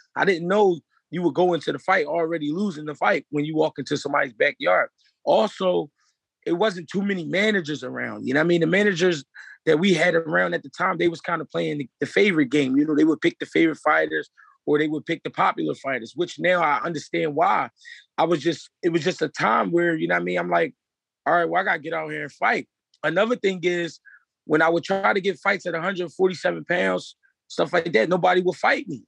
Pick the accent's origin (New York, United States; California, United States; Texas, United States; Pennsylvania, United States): Pennsylvania, United States; Philadelphia; I'm from Philly, I only fought in Philly two times